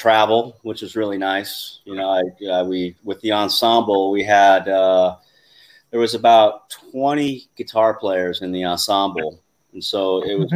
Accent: Alaska, United States; moved away as an adult; I'm from Alaska originally, so I just moved down to Alaska, and I was in college

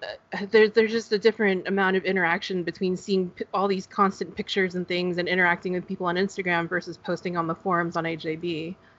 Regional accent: Northern California, United States; now in Southern California, United States; I, am in Southern California, um, okay. but I grew I grew up in Northern California

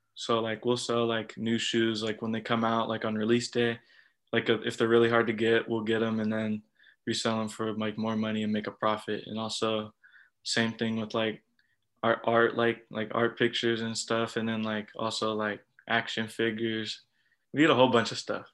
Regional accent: Southern California, United States; I'm from Southern California

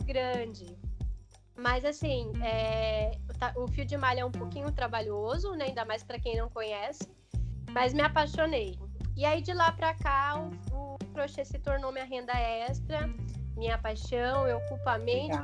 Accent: interior of São Paulo, Brazil; Eu sou do interior de São Paulo

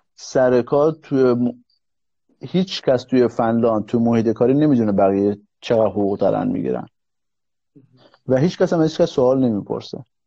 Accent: Iran; moved away as an adult; now in Finland; ما ایرانی ها ما توی نظام سرمایهداری بزرگ شدیم

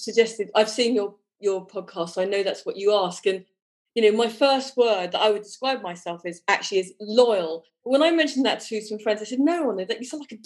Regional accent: Broadstairs, South East England, United Kingdom; moved away as an adult; also born or lived in London; now in France; I come from Broadstairs in Kent. I lived in London when I was 20 onwards for 20 years, and then 15 years ago moved here

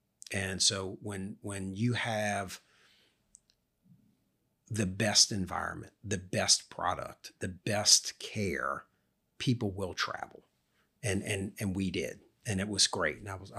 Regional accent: Louisiana, United States; It's part of the culture growing up in Louisiana.

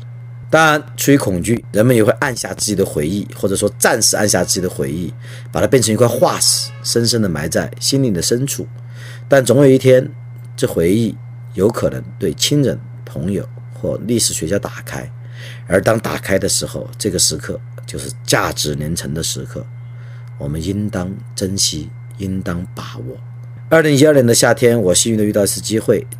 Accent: China; 这既是我的家族故事，其实也是我们中国人的共同体的故事，不能够敷衍了事。

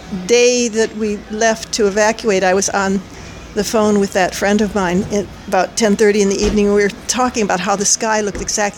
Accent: Midwest, United States; in the winter I can fool myself that they're just winter trees because I came from the Midwest.

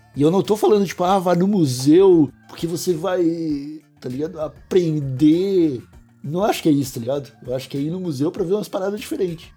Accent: Brazil; a gente nasceu no Brasil

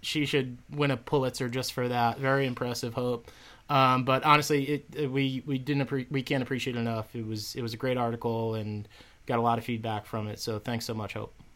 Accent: Westfield, United States; the Westfield News. Um, wrote an article about our little podcast this week in my hometown paper

